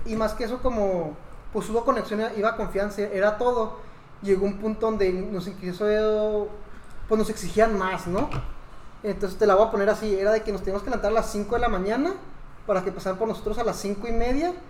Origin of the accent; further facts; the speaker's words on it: Mexico; soy mexicano.